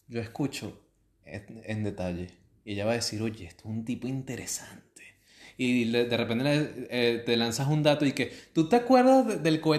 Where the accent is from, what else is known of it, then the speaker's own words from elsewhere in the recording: Venezuela; now in Buenos Aires, Argentina; Tenemos muchas noticias de, sobre todo de Venezuela, porque somos de Venezuela. Un pequeño destacamiento. Y vivimos en Buenos Aires